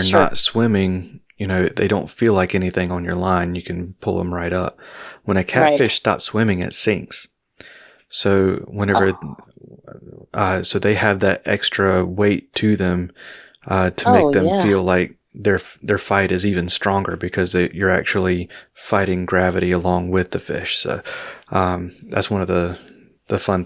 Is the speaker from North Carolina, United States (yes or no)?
yes; North Carolina, United States; I was born and raised in North Carolina. So I lived just south of Charlotte for a while and then moved to the eastern part of the state in high school